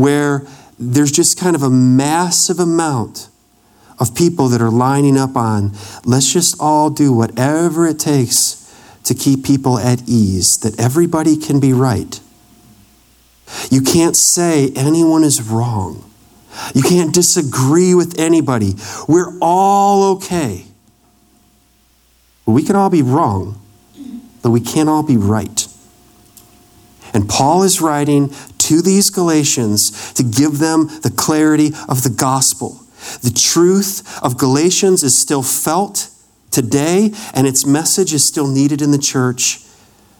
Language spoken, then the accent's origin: English; Wisconsin, United States; I grew up in Wisconsin